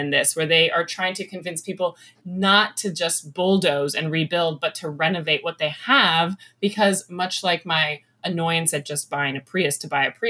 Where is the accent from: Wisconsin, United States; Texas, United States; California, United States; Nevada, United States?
California, United States; Los Angeles; I grew up in Hollywood and I was still living in Hollywood, working in Hollywood around the time that Priuses came online.